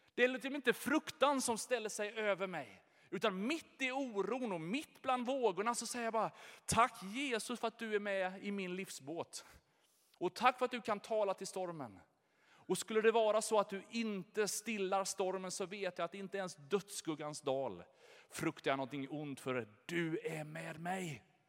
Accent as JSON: {"language": "Swedish", "town": "Jönköping", "region": "Jönköping County", "country": "Sweden", "tie": "born or raised there", "said": "Jag är född här i Jönköping, jag har Ljungarum i mitt pass, jag har bott innanför Sveriges gränser hela mitt liv."}